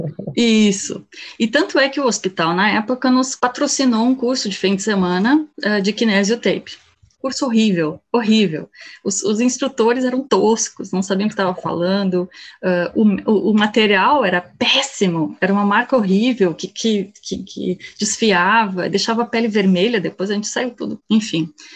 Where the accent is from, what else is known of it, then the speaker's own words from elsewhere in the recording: Canoas, Rio Grande do Sul, Brazil; moved away as an adult; also born or lived in Germany; sou gaúcha, né? Eu sou daqui de Canoas, do lado de Porto Alegre. E fui para a Alemanha aos 19 anos